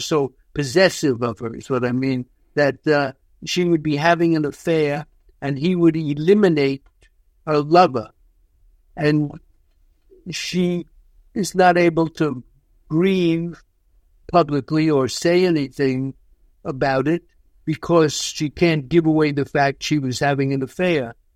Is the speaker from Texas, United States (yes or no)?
no; New York, United States; I grew up in New York. I've lived my whole life in New York, so of course it's home to me